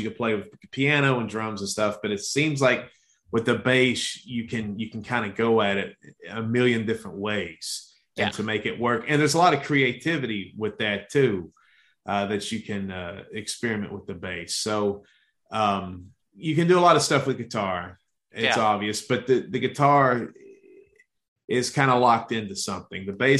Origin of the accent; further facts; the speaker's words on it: Baltimore, Maryland, United States; I grew up, I was born in Baltimore. That's something that I think I mentioned in almost every movie we've done so far.